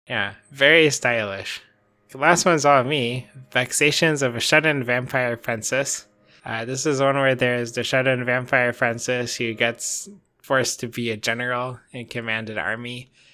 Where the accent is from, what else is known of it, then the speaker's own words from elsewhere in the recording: United States; I'm American